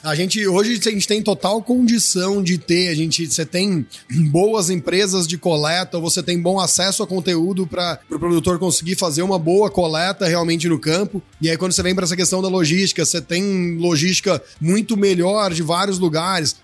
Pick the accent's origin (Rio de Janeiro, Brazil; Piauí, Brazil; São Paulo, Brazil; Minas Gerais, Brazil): São Paulo, Brazil; Ribeirão Preto; Eu sou, então, natural de Ribeirão Preto, São Paulo